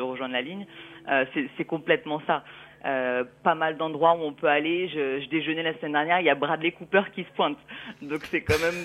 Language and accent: French; Paris, Île-de-France, France; moved away as an adult; also born or lived in London / New York; now in Los Angeles, United States; en venant de Paris, en ayant vécu à Londres et à New York